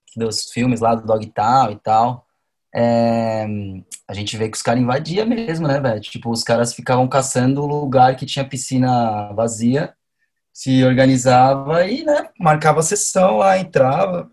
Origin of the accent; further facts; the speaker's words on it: São Paulo, Brazil; nasci em Sampa